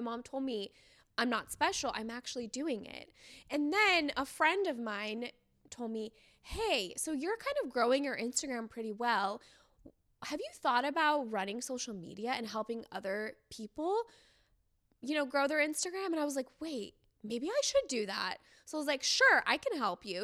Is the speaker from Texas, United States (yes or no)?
no; San Diego, California, United States; also born or lived in Iran; I grew up in San Diego